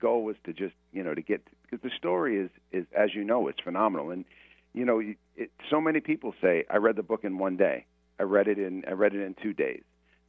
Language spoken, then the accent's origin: English; New York City, New York, United States; I grew up in the Bronx.